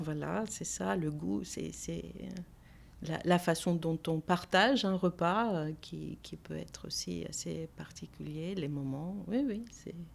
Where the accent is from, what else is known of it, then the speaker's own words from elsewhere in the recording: Athens, Attica, Greece; French is a second language; moved away as an adult; also born or lived in Avignon, France; now in France; je suis née à Athènes, hein, mais j'ai la nationalité grecque